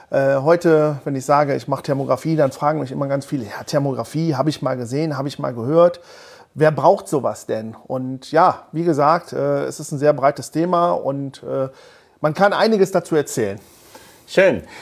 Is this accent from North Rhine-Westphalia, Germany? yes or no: yes; Mönchengladbach, North Rhine-Westphalia, Germany; ich komme aus Mönchengladbach.